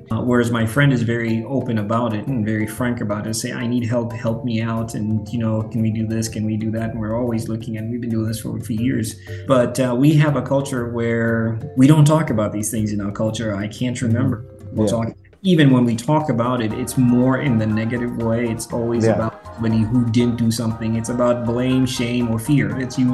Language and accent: English; Western Kenya, Kenya; moved away as an adult; also born or lived in St. Louis, Missouri / Indianapolis / Albuquerque, New Mexico; now in Seattle, United States; I'm from Western.